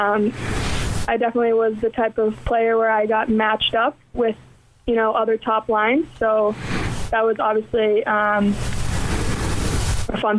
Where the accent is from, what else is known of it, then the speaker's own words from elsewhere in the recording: Boston, Massachusetts, United States; moved away as an adult; now in Perth, Australia; I am from Boston. I've lived in Massachusetts my entire life, so I don't have quite the Boston accent, but I've grown up there my entire life